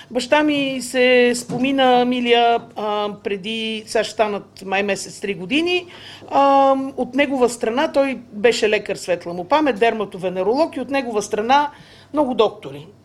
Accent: Sofia, Sofia City, Bulgaria; Ами, кореняк от към мама няколко поколения назад.

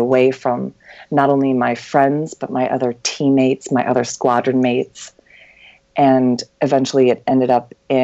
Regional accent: Lansing, Michigan, United States; I grew up in Lansing, Michigan

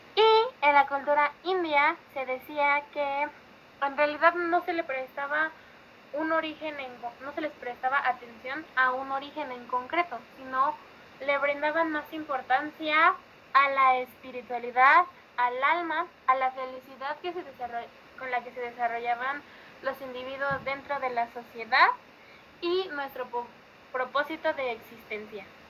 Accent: Mexico; nosotros como mexicanos

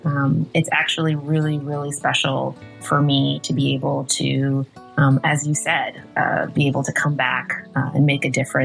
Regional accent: Tarrytown, New York, United States; also born or lived in Yonkers; I grew up here in Tarrytown. I was born in Yonkers, St. John's Riverside Hospital. And I grew up here in Tarrytown with my mom and my grandparents. I'm Westchester born and raised.

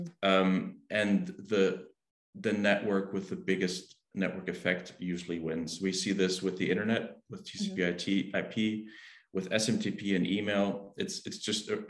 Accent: Germany; I'm from Germany

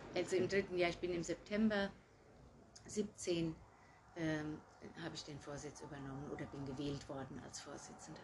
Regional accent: Gutenacker, Rhineland-Palatinate, Germany; moved away as an adult; now in Herold, Germany; Ich komme ursprünglich aus Gutenacker, wo meine Mutter auch noch wohnt

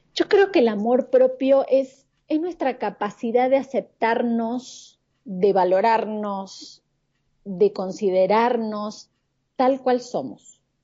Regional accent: Argentina; moved away as an adult; now in Mexico City, Mexico; soy de Argentina, pero vivo en la Ciudad de México hace casi seis años

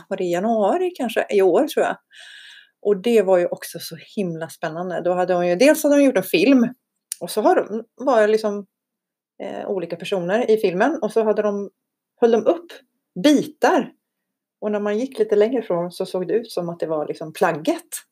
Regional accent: Iceland; now in Sweden; jag är ju islänning. Jag är på riktigt islänning. På jag är riktigt. född där och har två isländska föräldrar.

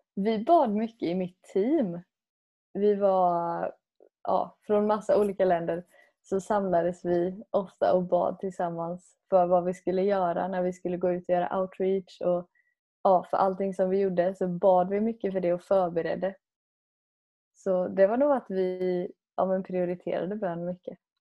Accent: Sweden; som själv svensk

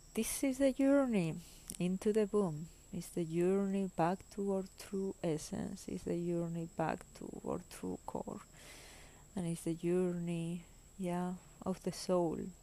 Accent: Spain; English is a second language; moved away as an adult; also born or lived in Germany; I am originally from Spain

